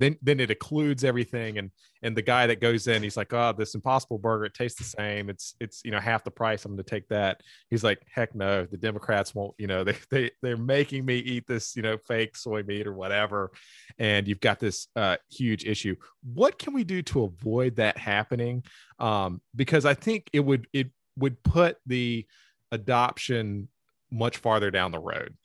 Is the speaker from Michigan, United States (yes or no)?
no; Eastern North Carolina, United States; I'm from Eastern North Carolina